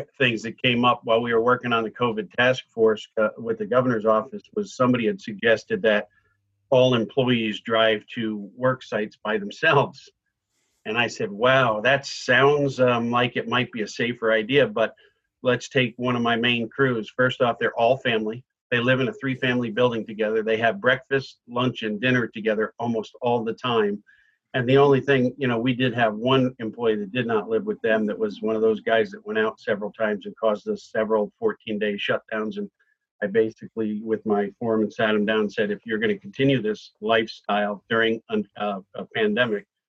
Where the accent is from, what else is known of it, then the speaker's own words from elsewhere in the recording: Connecticut, United States; also born or lived in Florida; now in Massachusetts, United States; I grew up in Connecticut, but I'm almost embarrassed to say I lived in Florida and built there for 25 years.